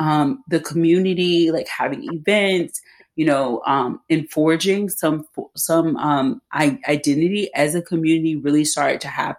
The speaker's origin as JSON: {"language": "English", "region": "the South", "country": "United States", "said": "I'm from the South. Like people speak slow in the South, and I still, you know, speak a lot slower than people up here."}